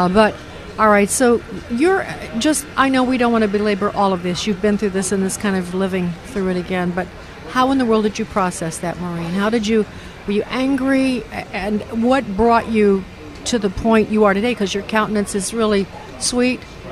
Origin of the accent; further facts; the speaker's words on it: Chicago, Illinois, United States; That's my home state, Chicago.